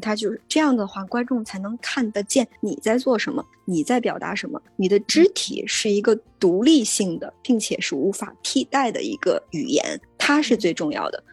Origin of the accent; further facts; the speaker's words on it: China; moved away as an adult; now in New York, United States; 我从中国来，我原来是学中国舞，就是传统的中国舞的这种，这种舞蹈演员